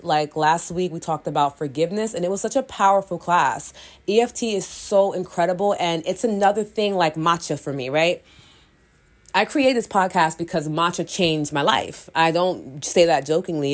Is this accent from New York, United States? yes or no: yes; New York, United States; I'm from New York